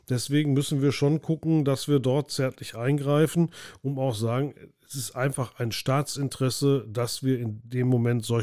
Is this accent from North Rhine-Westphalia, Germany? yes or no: yes; Bochum, North Rhine-Westphalia, Germany; Für mich als Bochumer ist es überhaupt keine Alternative, mit dem Flugzeug nach Berlin zu fliegen.